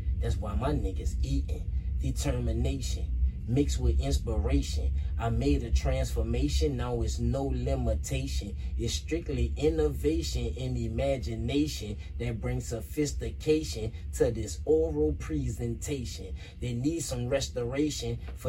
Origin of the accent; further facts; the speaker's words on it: New Orleans, Louisiana, United States; I grew up in Dirtzire Housing Projects. That's in the upper Ninth Ward of New Orleans